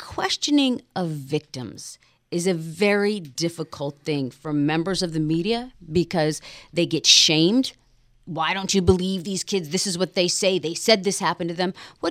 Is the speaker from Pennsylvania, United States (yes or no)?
yes; Pittsburgh, Pennsylvania, United States; moved away; I have ties to Pennsylvania. I grew up in Pittsburgh.